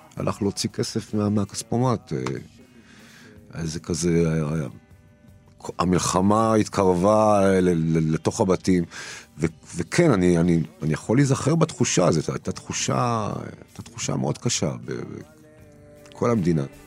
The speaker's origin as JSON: {"language": "Hebrew", "country": "Israel", "tie": "born or raised there", "also_born_or_lived": "Turkey", "said": "אני גדלתי בישראל שהיא הייתה, לא נולדתי בה, נולדתי בטורקיה, אבל בתור עולה חדש, גדלתי בישראל"}